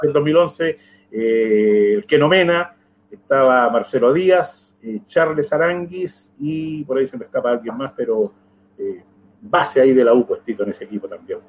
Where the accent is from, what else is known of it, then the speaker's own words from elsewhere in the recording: San Carlos, Ñuble, Chile; moved away; mi tierra